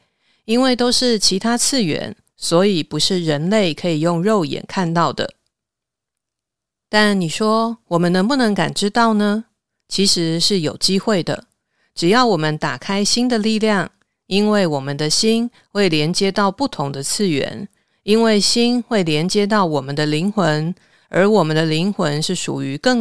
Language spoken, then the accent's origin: Chinese; Taiwan; 我用白话一点的说法，像我们台湾人呐，不是会说啊，这个人是前世有修行的。